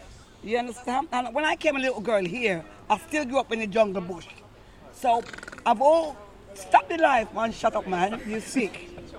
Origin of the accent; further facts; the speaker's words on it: Scotland, United Kingdom; like I grew up a bit in Scotland and other places.